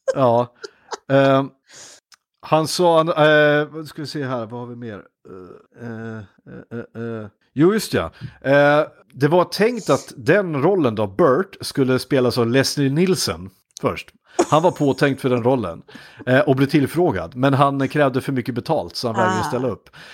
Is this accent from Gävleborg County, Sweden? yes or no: yes; Iggesund, Gävleborg County, Sweden; från Iggesund där jag kommer ifrån